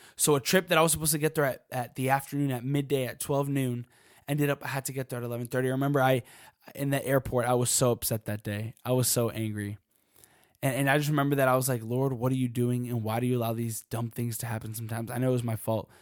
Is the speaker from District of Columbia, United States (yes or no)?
yes; Washington, District of Columbia, United States; I'm from DC